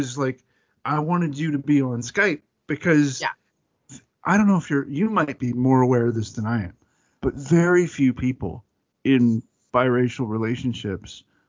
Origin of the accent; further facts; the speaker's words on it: Atlanta, Georgia, United States; accent: Southern; If I can take my Southern out for a walk, because I'm from Atlanta.